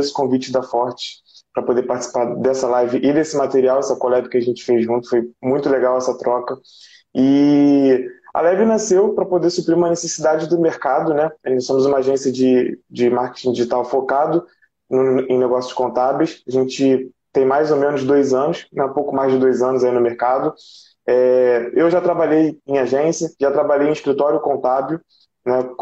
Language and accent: Portuguese; Rio de Janeiro, Brazil; sou daqui do Rio de Janeiro, do Rio de Janeiro, do município do Rio de Janeiro.